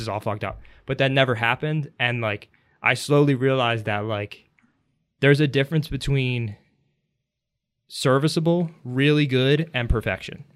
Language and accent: English; Philadelphia, Pennsylvania, United States; I've lived in the suburbs for most of my life